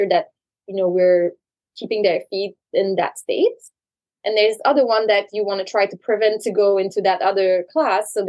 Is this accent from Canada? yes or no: yes; Canada; moved away as an adult; also born or lived in New York; now in New Jersey, United States; I'm originally from Canada.